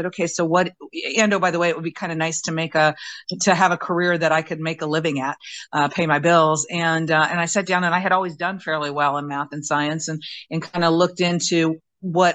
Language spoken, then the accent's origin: English; Indianapolis, Indiana, United States; moved away as an adult; also born or lived in Patuxent River, Maryland; I grew up in Indianapolis. Went to high school there